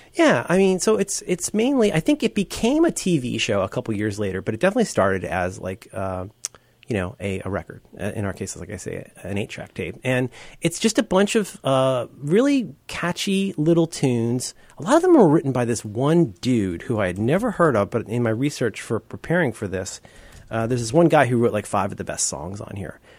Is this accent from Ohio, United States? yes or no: yes; Cincinnati, Ohio, United States; now in San Francisco, United States; I was raised in Cincinnati, Ohio